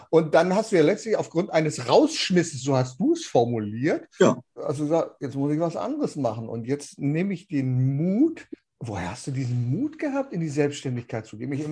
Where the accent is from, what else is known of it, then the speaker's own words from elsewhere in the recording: Lower Saxony, Germany; Du kommst aus Niederösterreich, ich komme aus Niedersachsen.